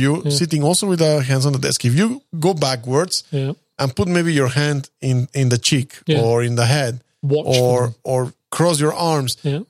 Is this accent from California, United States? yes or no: yes; California, United States; Well, I'm from California too.